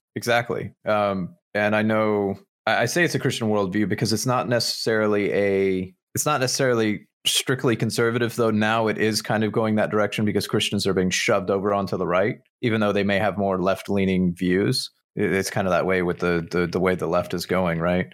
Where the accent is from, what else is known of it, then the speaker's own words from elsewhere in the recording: United States; as an American